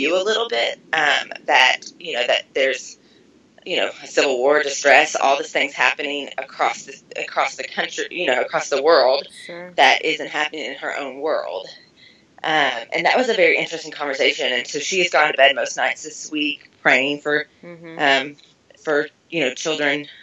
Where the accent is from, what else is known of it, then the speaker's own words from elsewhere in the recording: Kentucky, United States; accent: twang; now in Las Vegas, United States; I'm from Kentucky, and so I'm obviously the twang